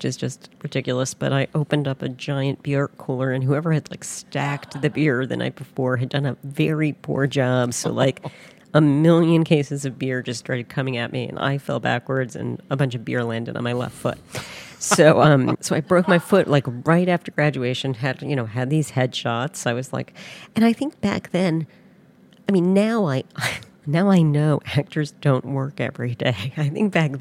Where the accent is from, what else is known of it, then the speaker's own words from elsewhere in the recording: Middletown, New Jersey, United States; moved away as an adult; also born or lived in Holmdel, New Jersey / Evanston, Illinois; now in Chicago, United States; I grew up in Middletown and Homedale, New Jersey, that have the same exit